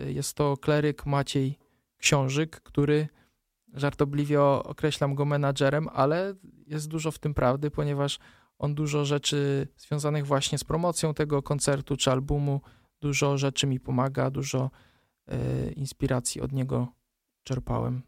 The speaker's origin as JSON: {"language": "Polish", "country": "Poland", "said": "pochodzę z palotyńskiej parafii Skutna, więc jakby to, że zawsze tam od małego się udzielałem"}